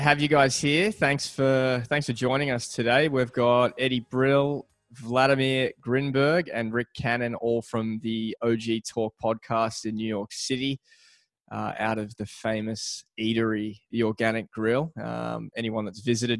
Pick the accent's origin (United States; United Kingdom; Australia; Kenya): Australia; I'm from Australia